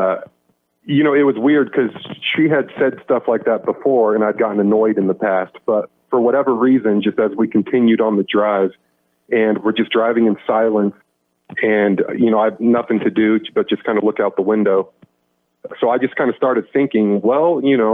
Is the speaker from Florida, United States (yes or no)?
no; Manhattan, Kansas, United States; I grew up in Manhattan